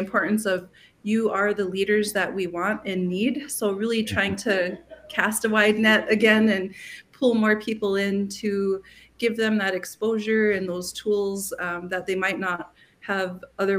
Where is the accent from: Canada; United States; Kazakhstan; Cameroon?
United States; Mandaree, North Dakota; I'm from Mandaree, North Dakota, which is located in western North Dakota on the Fort Berthold Indian Reservation.